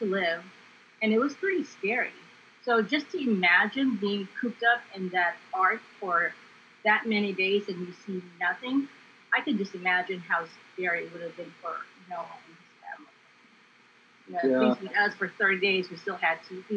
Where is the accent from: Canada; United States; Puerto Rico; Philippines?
Philippines; moved away; I growing up in the Philippines